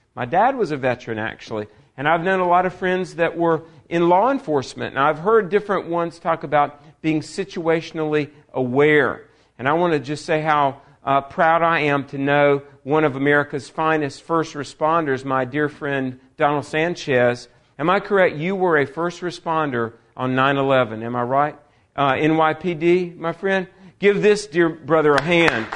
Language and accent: English; Greensboro, North Carolina, United States; my hometown of Greensboro, North Carolina